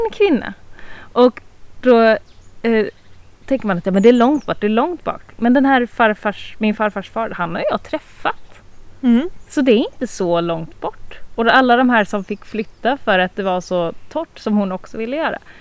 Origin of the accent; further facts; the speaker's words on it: northern Småland, Sweden; jag är ganska inbiten smålänning. Alltså vi, vi går bort till 1600-talet och vi har inte flyttat oss från den här regionen. Norra Småland